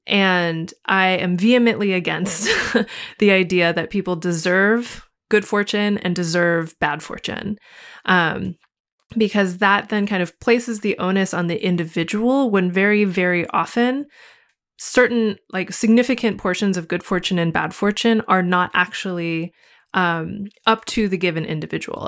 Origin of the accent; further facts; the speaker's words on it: United States; as an American living inside of American society